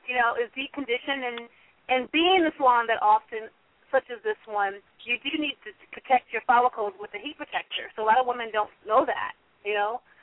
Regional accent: New York, United States; now in Los Angeles, United States; I'm a New Yorker, so being

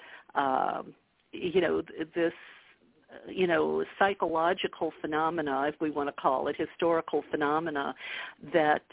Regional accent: the Bible Belt, United States; moved away as an adult; I grew up a Catholic in the Bible Belt

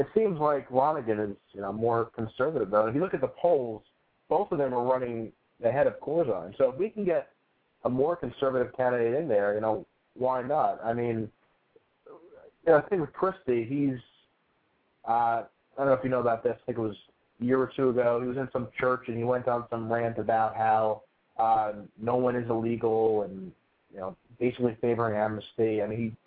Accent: New Jersey, United States; New Jersey, my home state

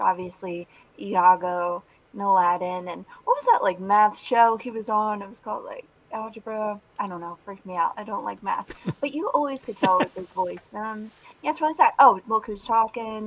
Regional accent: Philadelphia, Pennsylvania, United States; Southern Philadelphia

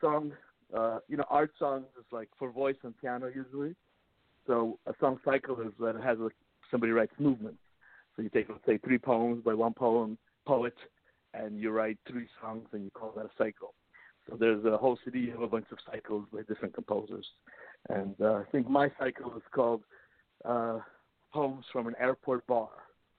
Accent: United States; also born or lived in Russia; We're from Russia. I was born in Russia, and how cool! They started me off on violin at age 4. Then we immigrated to America when I was 7.

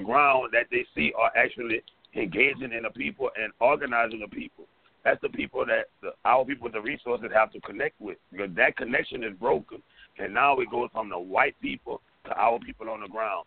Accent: Louisiana, United States; coming from Louisiana, we get education last.

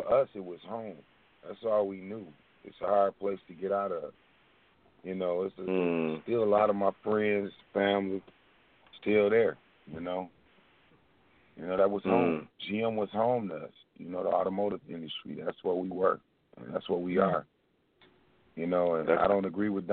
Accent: Flint, Michigan, United States; also born or lived in Chicago, Illinois; Flint, Michigan

